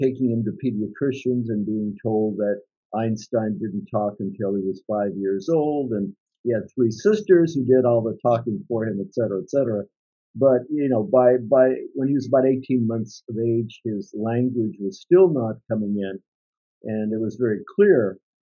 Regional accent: San Diego, California, United States; moved away as an adult; also born or lived in Italy; now in Sacramento, United States; I was born in Italy. I was telling Hacky I came to the United States when I was 6 years old. I grew up in the San Diego area

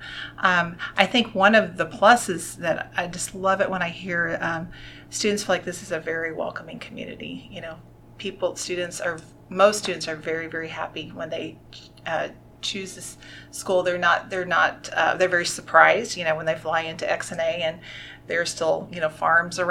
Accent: California, United States; now in Arkansas, United States; I'm originally from California

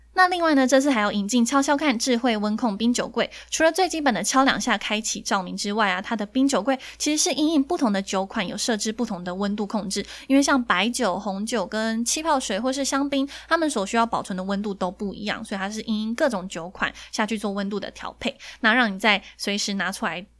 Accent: Taiwan; 我们台湾人

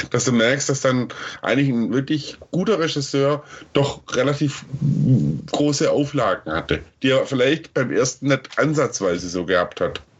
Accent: Stuttgart, Baden-Württemberg, Germany; dass der erste Teil ähm, phasenweise in Stuttgart gespielt hat, meiner Heimatstadt

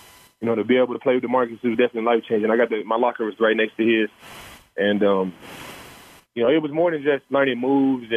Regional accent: Dallas, Texas, United States; I'm from Dallas, Texas

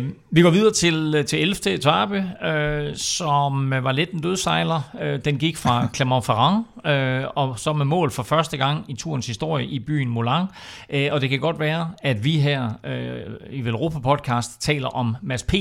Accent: Denmark

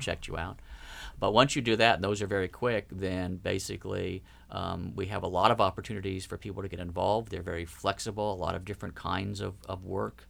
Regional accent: Ohio, United States; now in Minnesota, United States; I grew up in Ohio

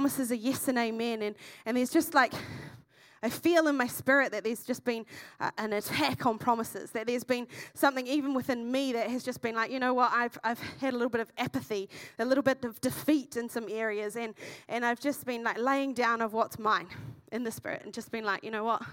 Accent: Masterton, Wellington, New Zealand; moved away as an adult; now in Dunedin, New Zealand; I came from the Wairarapa originally, which is in the North Island, from a small town called Masterton, and I've been in Dunedin for 6.5 years

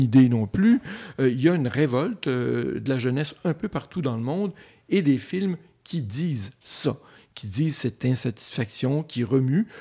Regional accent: Côte-Nord, Quebec, Canada; moved away; je viens de la Côte-Nord, il n'y avait pas grand-chose

